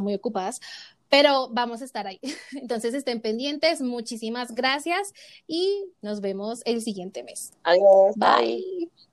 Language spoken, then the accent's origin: Spanish; Bogotá, Colombia; somos de Bogotá.